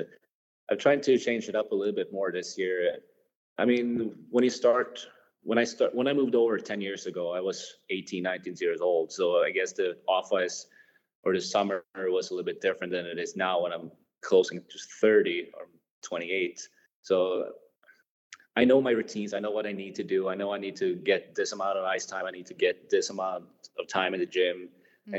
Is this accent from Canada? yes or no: no; Sweden; moved away as an adult; when I go back home, I like to see friends and family here in my hometown